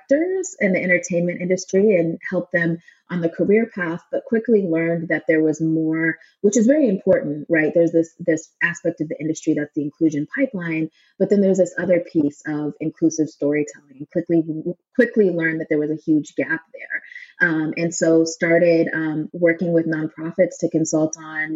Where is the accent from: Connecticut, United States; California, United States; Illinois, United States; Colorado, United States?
Colorado, United States; Denver; now in West Hollywood, United States; my childhood growing up in Denver